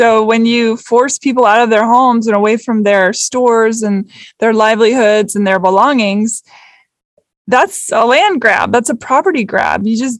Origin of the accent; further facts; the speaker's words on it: Washington, United States; I grew up in Washington State.